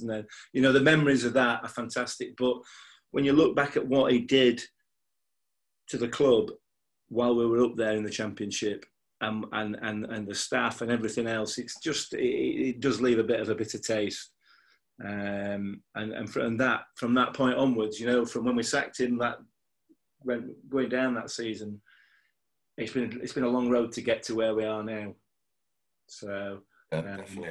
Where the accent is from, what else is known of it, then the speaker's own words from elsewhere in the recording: Yorkshire and the Humber, United Kingdom; I'm a Yorkshireman, I'm a pessimist by nature